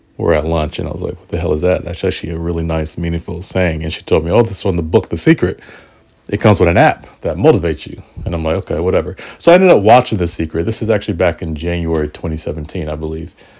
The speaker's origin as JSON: {"language": "English", "town": "Portland", "country": "United States", "tie": "born or raised there", "said": "Portland is my hometown"}